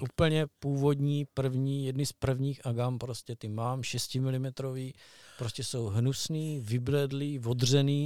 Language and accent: Czech; Brno, South Moravian Region, Czechia; u nás v Medlánkách bylo J Z D